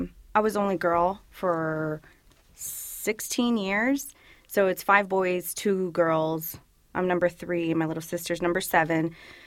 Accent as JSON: {"language": "English", "town": "Woodbridge", "region": "Virginia", "country": "United States", "tie": "born or raised there", "first_language": "Spanish", "second_language": "English", "said": "I'm from Virginia. I was born and raised in Virginia. A little bit about myself. I grew up in Woodbridge, Virginia, and I come from a Salvadoran family, both mom and dad. They migrated back in 1989."}